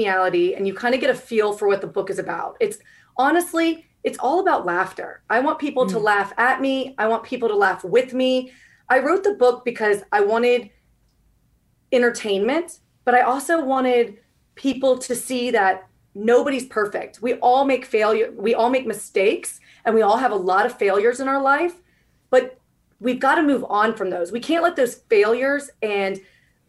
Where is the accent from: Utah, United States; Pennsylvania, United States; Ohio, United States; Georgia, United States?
Georgia, United States; moved away as an adult; also born or lived in Washington, District of Columbia, United States / Virginia; I was born and raised here in Georgia. So I'm a Georgia girl